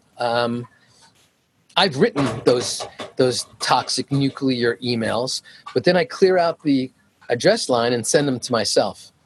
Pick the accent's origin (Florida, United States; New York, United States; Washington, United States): New York, United States; moved away as an adult; It's part of my upbringing. I'm from New York.